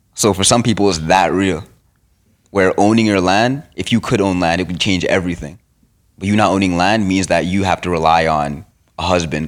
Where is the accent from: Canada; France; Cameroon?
Canada; as a Canadian